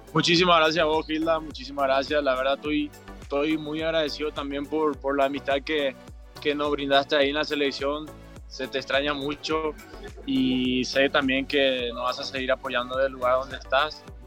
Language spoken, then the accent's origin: Spanish; Paraguay; moved away as an adult; now in Mexico; como otro paraguayo más